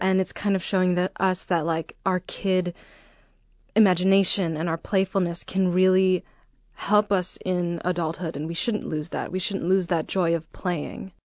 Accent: Arlington Heights, Illinois, United States; I grew up in the northwest suburbs of Chicago, a little town called, called Arlington Heights.

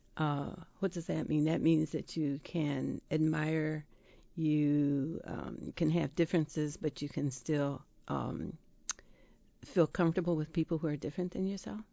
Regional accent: Dowagiac, Michigan, United States; I grew up in Dwajak

